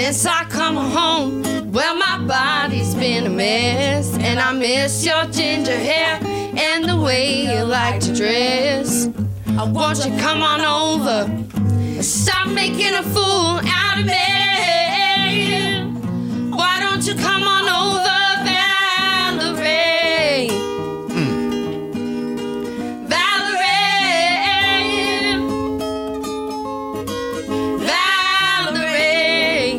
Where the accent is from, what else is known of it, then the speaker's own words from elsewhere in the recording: Georgia, United States; also born or lived in New York; I was born in New York, but since I was like 2 years old, we moved to Georgia